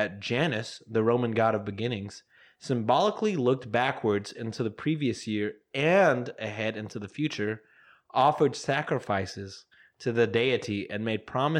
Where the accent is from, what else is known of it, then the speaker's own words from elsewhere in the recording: Pearland, Texas, United States; also born or lived in Houston; just being born and raised in Houston.